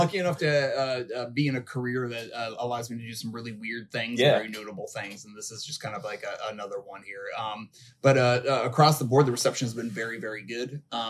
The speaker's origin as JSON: {"language": "English", "town": "New York City", "region": "New York", "country": "United States", "moved": "yes", "said": "I'm originally from Brooklyn, New York"}